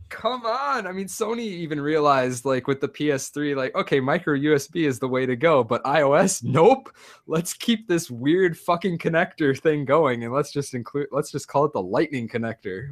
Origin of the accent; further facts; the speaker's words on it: United States; moved away; I'm an American